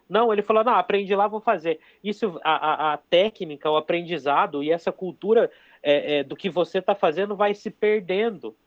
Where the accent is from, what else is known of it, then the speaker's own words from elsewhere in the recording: Toledo, Paraná, Brazil; Eu sou de Toledo.